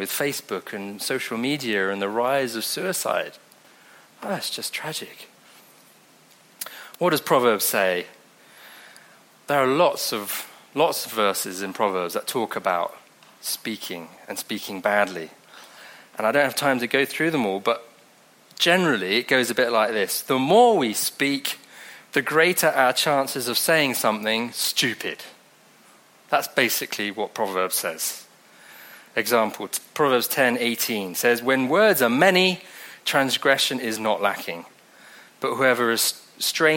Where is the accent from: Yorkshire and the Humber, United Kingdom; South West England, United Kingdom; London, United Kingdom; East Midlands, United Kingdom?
South West England, United Kingdom; Devon; accent: Devonshire; also born or lived in Mozambique; I'm from Devon. Comes out with a Devonshire accent.